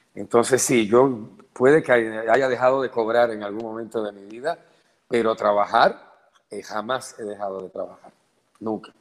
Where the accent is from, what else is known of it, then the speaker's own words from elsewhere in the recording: Puerto Rico; moved away as an adult; also born or lived in Venezuela / Colombia / Mexico / Spain; un hombre que nació aquí, que se desarrolló aquí, que se tuvo que exiliar